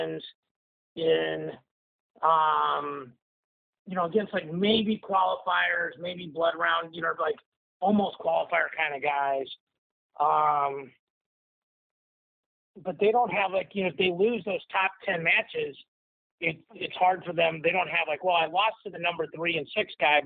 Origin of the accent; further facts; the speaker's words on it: Missouri, United States; I'm from Missouri